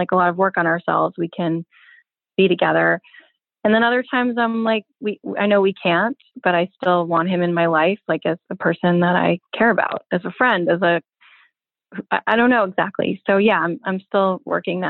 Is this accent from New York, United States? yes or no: yes; New York City, New York, United States; I'm a Manhattan girl. I grew up on the Upper West Side